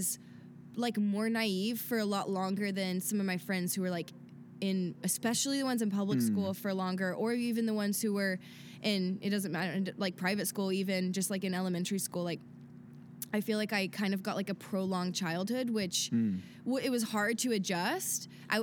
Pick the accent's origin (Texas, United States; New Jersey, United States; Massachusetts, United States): Texas, United States; Dallas; moved away as an adult; also born or lived in West Hills, Los Angeles, California; now in Los Angeles, United States; growing up in Dallas